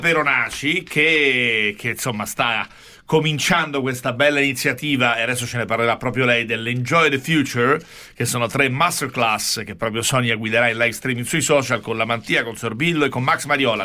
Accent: Rome, Lazio, Italy; lo dico da romano

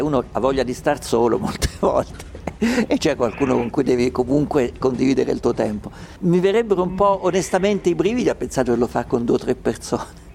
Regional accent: Umbria, Italy; io sono umbro, da piccolo ho vissuto in una società rurale perché mio padre aveva la campagna

